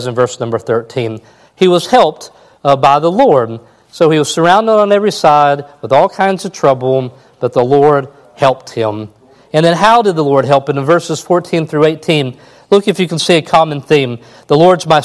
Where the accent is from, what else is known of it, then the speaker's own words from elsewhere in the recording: Kentucky, United States; I'm from Kentucky.